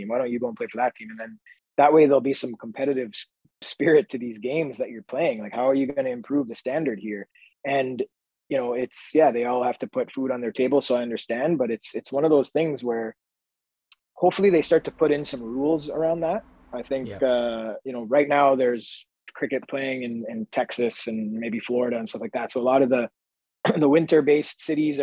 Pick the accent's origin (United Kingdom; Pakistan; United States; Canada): Canada; we're a Canadian podcast, we're both Canadians